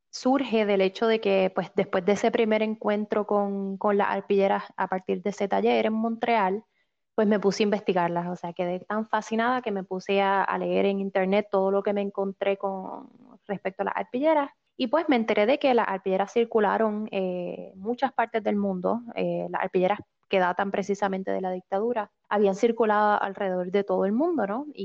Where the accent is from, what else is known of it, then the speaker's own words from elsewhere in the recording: Puerto Rico; moved away as an adult; now in Canada; Porque soy, soy puertorriqueña, llevo ya unos cuantos años en, Canadá